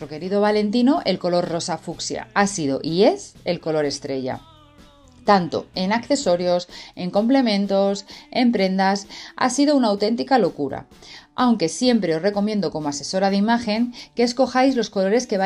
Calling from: Spain; Les hablo desde España y estoy encantada de estar por aquí de nuevo.

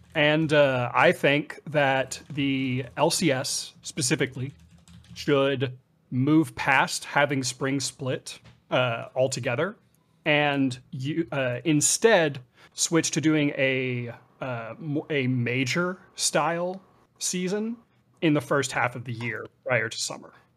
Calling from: Los Angeles, California, United States; I'm calling from Los Angeles, California

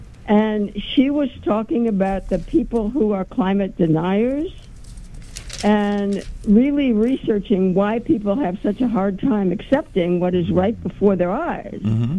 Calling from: Haverstraw, New York, United States; Hi, I'm calling from Haverstraw.

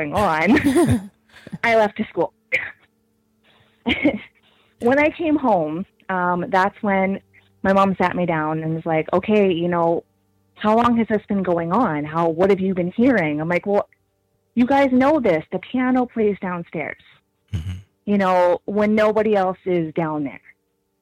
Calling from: Regina, Saskatchewan, Canada; I'm calling from Regina, Saskatchewan.

